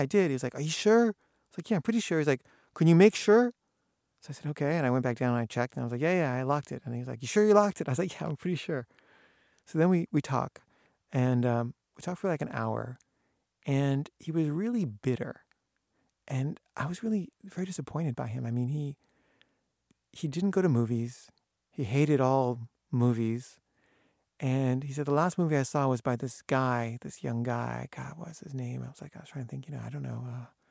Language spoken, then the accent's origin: English; United States; moved away as an adult; also born or lived in Paris; I'm an American filmmaker